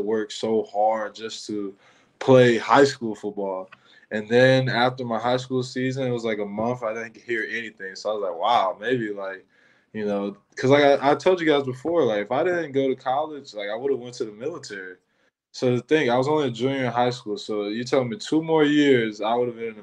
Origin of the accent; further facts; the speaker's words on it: Michigan, United States; moved away; I'm from Michigan